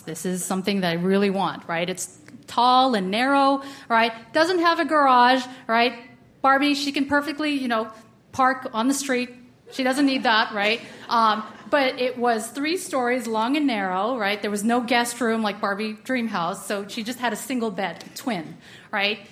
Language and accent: English; United States; growing up in the States, but never owning a washer and dryer